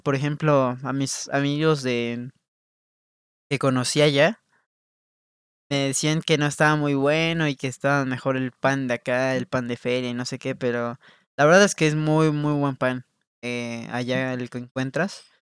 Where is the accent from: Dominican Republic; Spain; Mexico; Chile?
Mexico; como mexicano